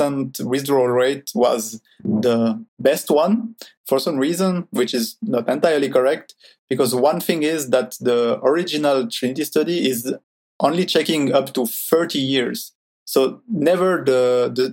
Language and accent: English; Switzerland; I'm from Switzerland. I've lived my whole life there in Switzerland.